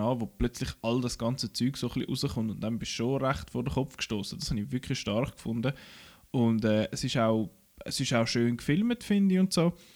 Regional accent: Switzerland; bei uns in der Schweiz

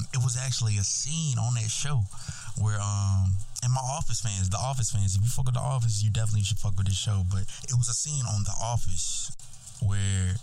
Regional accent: Birmingham, Alabama, United States; also born or lived in Hoover, Alabama / Hillsboro, Kansas; I'm coming from Birmingham, Alabama. I was born in Birmingham, Alabama, which is like 91% black

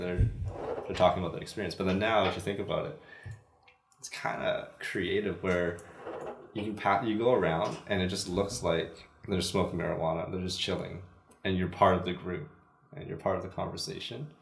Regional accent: Canada; we're basically Canadian. I, I've lived here basically my whole entire life.

